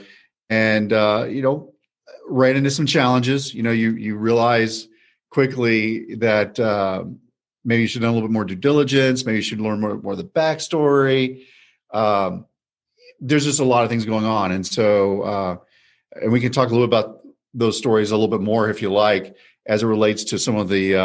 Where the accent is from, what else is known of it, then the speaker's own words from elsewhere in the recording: College Station, Texas, United States; now in Dallas, United States; I come from College Station, Texas, so it's a college town, home of Texas A&M University.